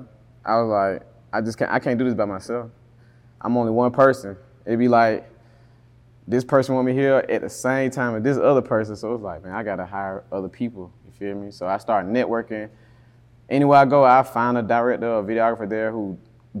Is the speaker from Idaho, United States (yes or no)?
no; Atlanta, Georgia, United States; I'm from Atlanta